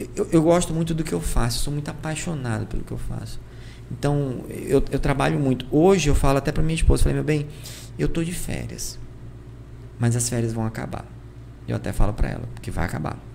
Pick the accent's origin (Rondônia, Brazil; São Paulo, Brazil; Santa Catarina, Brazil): Rondônia, Brazil; Porto Velho; eu era de Porto Velho